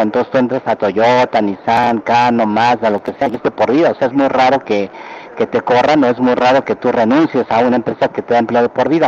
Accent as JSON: {"language": "Spanish", "region": "Mexico City", "country": "Mexico", "tie": "born or raised there", "also_born_or_lived": "Berkeley, United States / Japan", "moved": "as an adult", "said": "nací en la Ciudad de México, de ascendencia japonesa"}